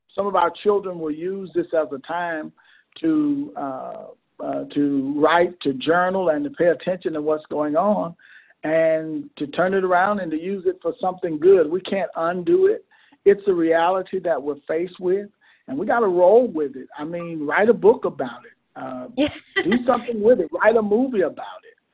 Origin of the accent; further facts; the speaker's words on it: Mississippi, United States; moved away as an adult; now in Camden, United States; I was born and bred in Mississippi.